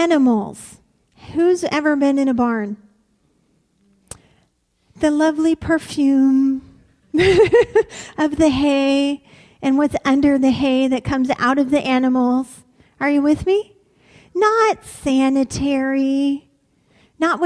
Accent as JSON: {"language": "English", "town": "Warren", "region": "Ohio", "country": "United States", "tie": "born or raised there", "said": "I'm from Warren, Ohio. It's where I grew up. With the exception of 5 years of my life, this is the only place I've ever lived."}